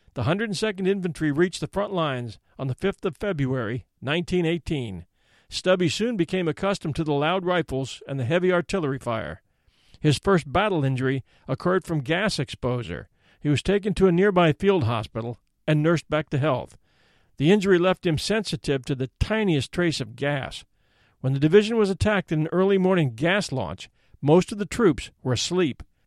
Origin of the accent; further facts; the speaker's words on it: Virginia, United States; my hometown in Virginia